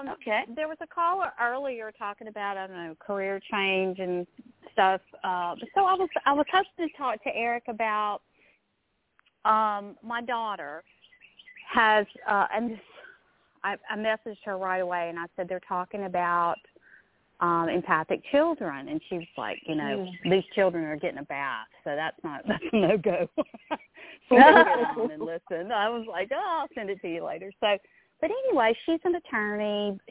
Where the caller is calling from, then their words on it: Louisiana, United States; So I'm from Louisiana.